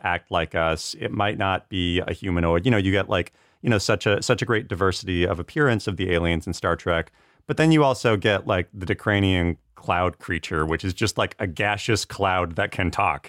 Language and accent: English; Cowlitz, Washington, United States; I'm Native American and enrolled Cowlitz